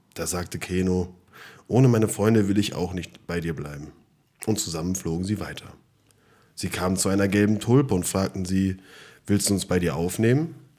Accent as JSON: {"language": "German", "town": "Frankfurt am Main", "region": "Hesse", "country": "Germany", "said": "wir kommen aus Frankfurt"}